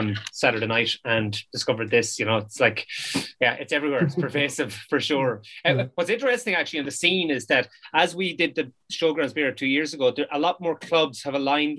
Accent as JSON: {"language": "English", "area": "Sligo", "region": "Connacht", "country": "Ireland", "moved": "yes", "said": "I've just moved back to Sligo because creating this job in the brewery for me allowed me and my wife to move back to Sligo. She's from Glencar, I'm from Colony"}